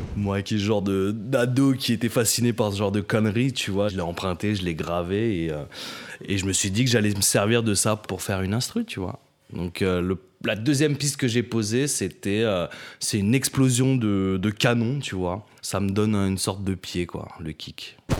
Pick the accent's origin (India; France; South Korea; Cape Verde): France; Paris, Île-de-France; also born or lived in Maisons-Alfort; je suis né à Paname